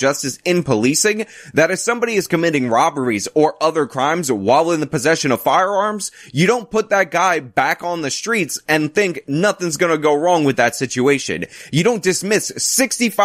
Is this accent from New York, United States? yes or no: yes; New York, United States; I'm a New Yorker